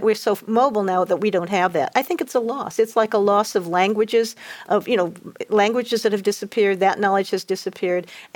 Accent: Indianapolis, Indiana, United States; moved away; also born or lived in Western Kentucky / Costa Rica; I grew up in Indianapolis, which is considered the north in Kentucky

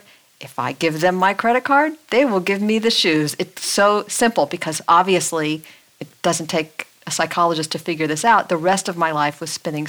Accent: Los Angeles, California, United States; we're from Los Angeles. That's a car town

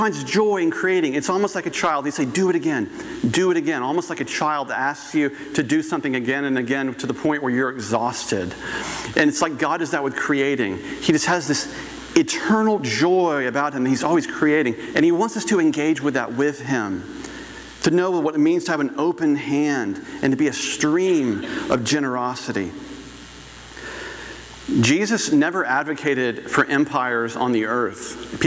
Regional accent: Goldsboro, North Carolina, United States; moved away; I grew up in Goldsboro, North Carolina

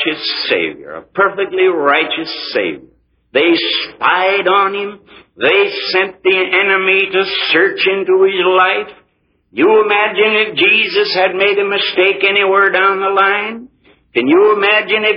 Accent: United States; I'm an American, too. I was born here.

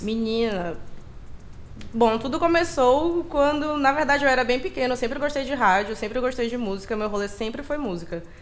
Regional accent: Maranhão, Brazil; moved away; eu sou do Maranhão

